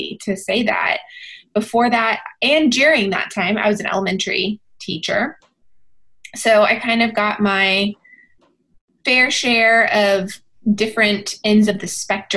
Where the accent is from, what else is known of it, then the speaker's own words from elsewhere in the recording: Texas, United States; born and bred in Texas